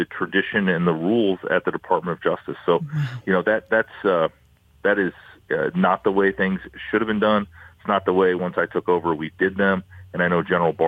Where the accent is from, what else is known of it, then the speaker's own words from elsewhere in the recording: Iowa, United States; I'm from Iowa